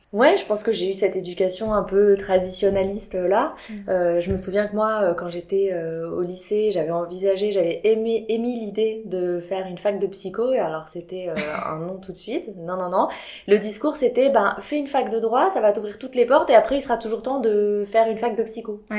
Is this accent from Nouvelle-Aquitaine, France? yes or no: yes; Biarritz, Nouvelle-Aquitaine, France; moved away as an adult; also born or lived in Paris; je venais du sud de la France, je viens de Biarritz, moi, de base